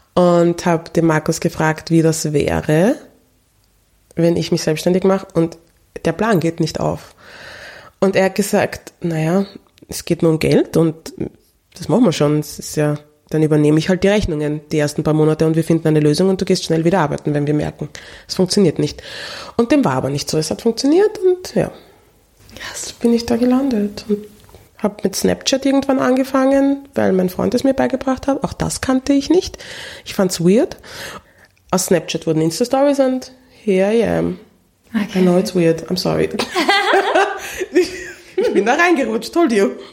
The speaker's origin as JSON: {"language": "German", "country": "Austria", "tie": "born or raised there", "said": "aufgewachsen ist in Österreich"}